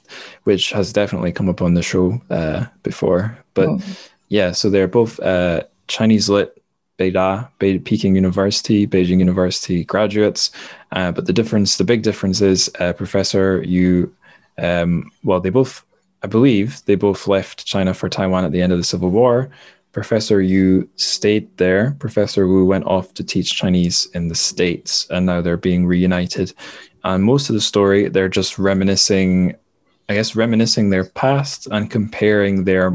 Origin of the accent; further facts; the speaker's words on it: Dundee, Scotland, United Kingdom; also born or lived in Manchester; So I'm from Dundee. That's where I am now on the east coast. So we are the sunniest city in Scotland.